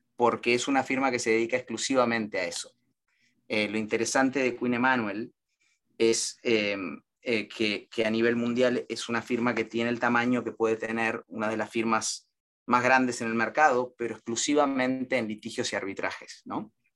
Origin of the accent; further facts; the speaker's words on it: Argentina; moved away as an adult; now in United States; vinimos juntos y casados desde Argentina, recién casados